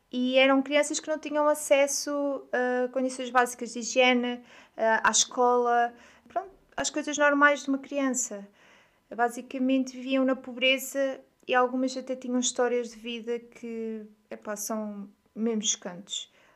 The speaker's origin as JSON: {"language": "Portuguese", "town": "Aveiro", "region": "Centro", "country": "Portugal", "also_born_or_lived": "Coimbra / Lisbon", "said": "eu sou de Aveiro. Aveiro é uma cidade que se situa no litoral norte de Portugal. E hum, eu nem sempre vivi em Aveiro. Eu estudei em Coimbra, em Lisboa"}